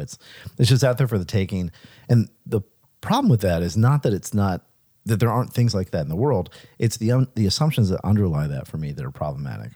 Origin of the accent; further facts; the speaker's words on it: Pascagoula, Mississippi, United States; moved away; also born or lived in Richmond; he was born in my hometown